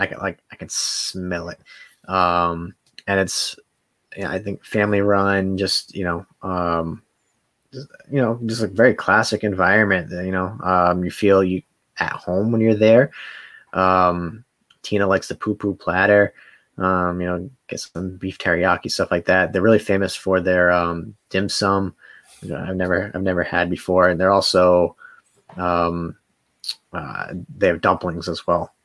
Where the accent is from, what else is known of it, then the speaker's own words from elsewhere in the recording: Rhode Island, United States; moved away; there's nothing to do in Rhode Island